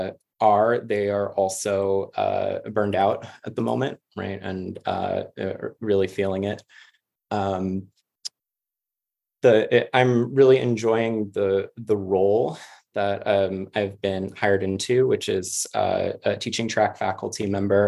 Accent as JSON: {"language": "English", "town": "New York City", "region": "New York", "country": "United States", "also_born_or_lived": "Boston", "moved": "as an adult", "lives_now": "Georgia, United States", "said": "I'm originally from Queens in New York City"}